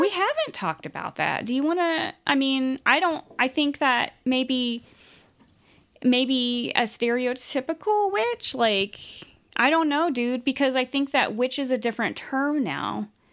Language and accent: English; United States; I just say Native American because we're from the United States